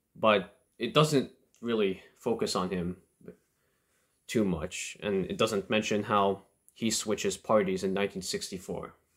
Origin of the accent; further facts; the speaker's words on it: Canada; I'm a Canadian